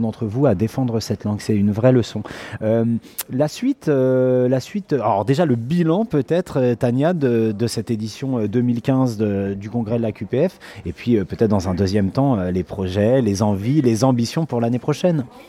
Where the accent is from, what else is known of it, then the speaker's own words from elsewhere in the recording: France; nous en tant que français qui sommes confortablement installés dans notre langue